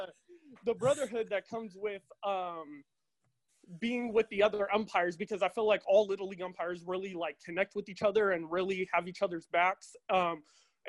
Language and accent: English; Stockton, California, United States; I'm from Stockton, California